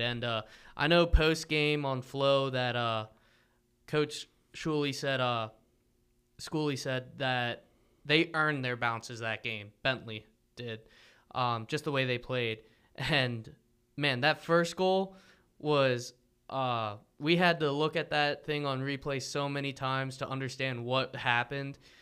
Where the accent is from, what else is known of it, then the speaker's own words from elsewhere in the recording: near Arcadia / Hatfield area, Pennsylvania, United States; over near m, my hometown.